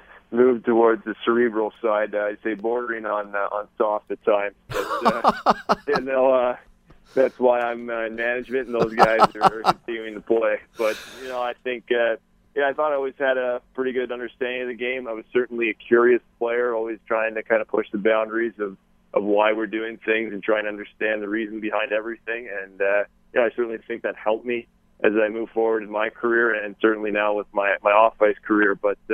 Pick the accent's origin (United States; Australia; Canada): Canada; I think that's every kid's dream growing up in Canada is to play.